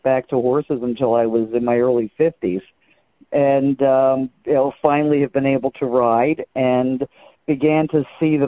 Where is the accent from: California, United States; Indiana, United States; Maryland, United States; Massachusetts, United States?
Maryland, United States; Baltimore; moved away as an adult; also born or lived in Louisville, Kentucky / New Mexico / England; now in Eastern Shore, Maryland, United States; I grew up in downtown Baltimore where there were no horses